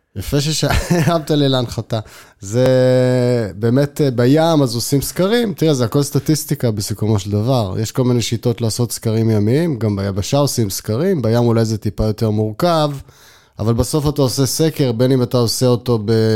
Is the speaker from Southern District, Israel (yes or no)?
no; Haifa, Haifa District, Israel; אני חיפאי במקור, ותמיד הים היה בשבילנו, כבר בילדות היה בשבילנו מקום שהיינו הולכים אליו המון